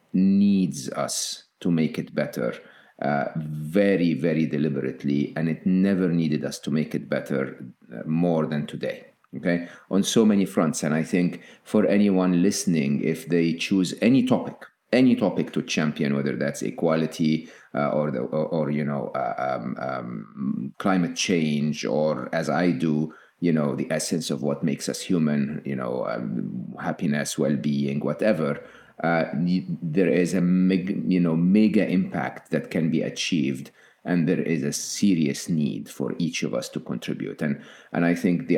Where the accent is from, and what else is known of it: Egypt; born or raised there; moved away